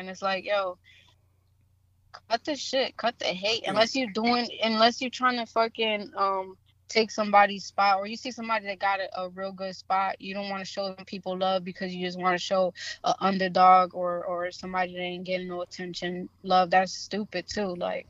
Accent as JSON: {"language": "English", "town": "Springfield", "region": "Massachusetts", "country": "United States", "said": "Yeah, I'm from the 413."}